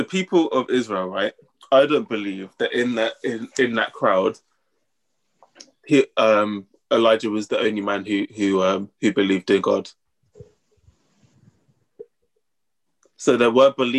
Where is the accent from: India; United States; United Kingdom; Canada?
United Kingdom; Northampton, East Midlands; we're from Northampton